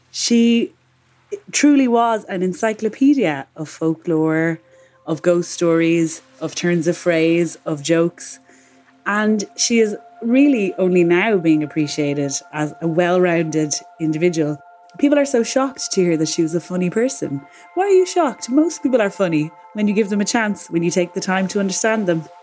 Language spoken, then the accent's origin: English; Ireland; The way I relate to her as an Irish woman